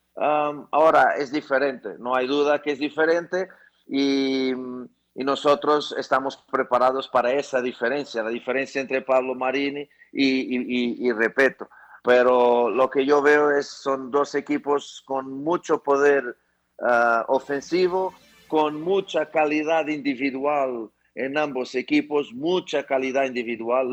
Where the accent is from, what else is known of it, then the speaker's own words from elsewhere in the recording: Portugal; moved away as an adult; now in Ecuador; Yo soy portugués y me siento cada vez más ecuatoriano